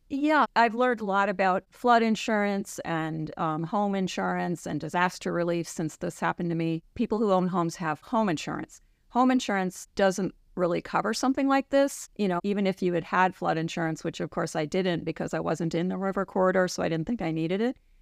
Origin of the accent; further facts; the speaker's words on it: a suburb of New York City, United States; moved away as an adult; now in Juneau, United States; I grew up in New York, in a suburb of New York City, and I moved to Alaska in the late eighties